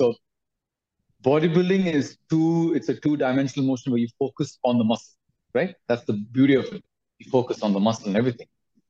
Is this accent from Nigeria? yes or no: no; Dubai, United Arab Emirates; I was born in Dubai, studied there and everything in Dubai. Did my schooling there. So it's a very metropolitan city, really cool.